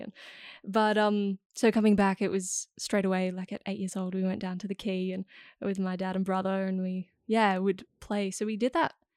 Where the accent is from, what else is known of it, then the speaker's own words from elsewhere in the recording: Amsterdam, North Holland, Netherlands; moved away; I was born in Amsterdam